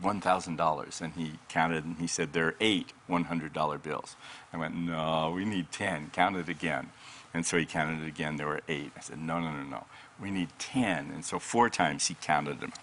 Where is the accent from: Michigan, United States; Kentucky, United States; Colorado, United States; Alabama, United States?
Colorado, United States; moved away as an adult; now in Redding, United States; I'm from Colorado uh, for most of my life and pastored for 20 years